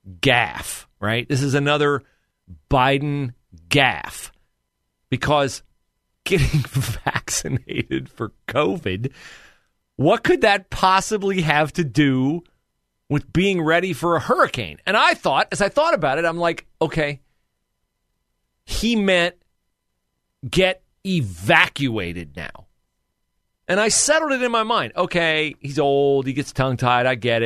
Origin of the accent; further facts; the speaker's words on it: Florida, United States; I'm blowing right through your caution flag because I grew up in Florida.